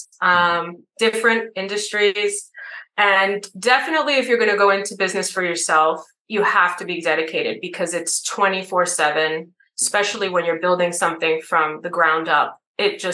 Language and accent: English; New York City, New York, United States; I'm from New York City